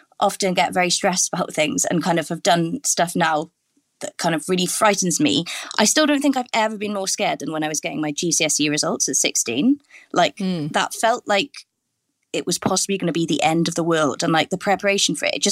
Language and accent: English; Welsh, Wales, United Kingdom; I'm Welsh speaking.